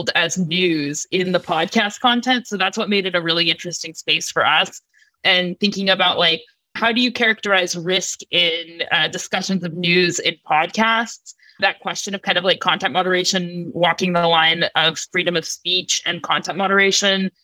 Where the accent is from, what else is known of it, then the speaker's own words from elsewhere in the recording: United States; also born or lived in Russia; I grew up in basically in America